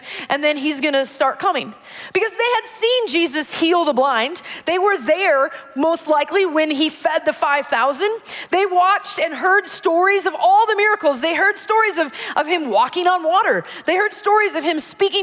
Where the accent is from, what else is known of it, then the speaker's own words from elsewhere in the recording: Wisconsin, United States; growing up in Wisconsin